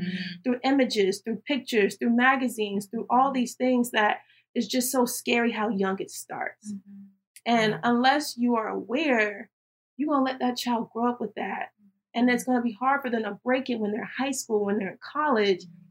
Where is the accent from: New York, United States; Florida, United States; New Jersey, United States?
Florida, United States; Tallahassee; born and raised in Tallahassee, Florida.